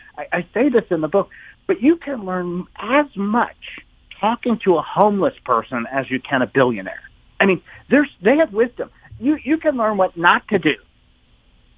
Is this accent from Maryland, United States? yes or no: yes; Maryland, United States; also born or lived in Summit, New Jersey; but I moved to Maryland. I grew up there